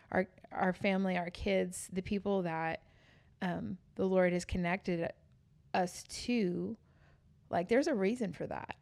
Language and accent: English; New York City, New York, United States; moved away; I was born and raised in New York City